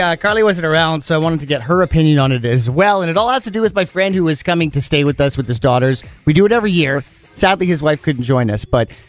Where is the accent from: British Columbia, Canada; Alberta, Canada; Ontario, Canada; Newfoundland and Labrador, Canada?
British Columbia, Canada; Penticton; I was South Okanagan, so as a Penticton boy